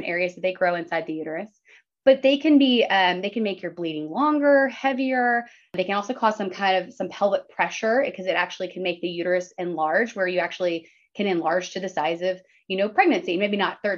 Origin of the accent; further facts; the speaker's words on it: Dallas, Texas, United States; moved away as an adult; now in Lubbock, United States; I'm originally from the Dallas area, but I came out here for Texas Tech for undergrad